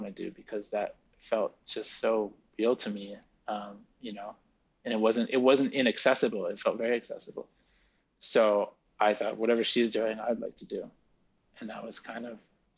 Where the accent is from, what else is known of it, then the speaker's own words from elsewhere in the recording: New York, United States; also born or lived in France; growing up in New York, in a very, you know, sort of privileged upbringing in New York.